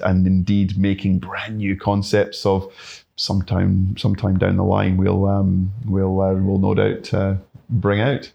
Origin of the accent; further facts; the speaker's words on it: Glasgow, Scotland, United Kingdom; moved away as an adult; now in Yamba, Australia; I grew up in Glasgow, um, certainly in the Green Belt